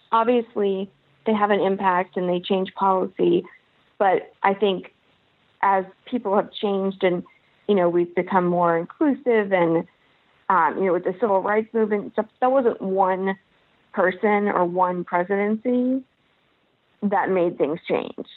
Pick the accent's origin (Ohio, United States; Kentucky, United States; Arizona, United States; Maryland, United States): Kentucky, United States; I am from Kentucky